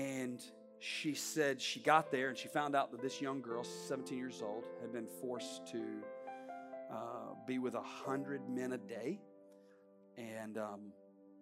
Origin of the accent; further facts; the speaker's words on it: the South, United States; now in Palm Beach County, United States; I grew up in the South